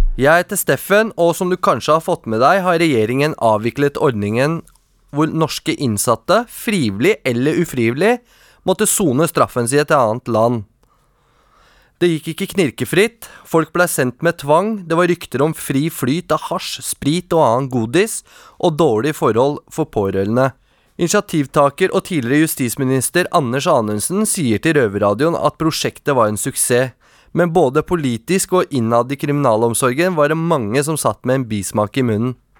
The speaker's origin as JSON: {"language": "Norwegian", "region": "Oslo", "country": "Norway", "tie": "born or raised there"}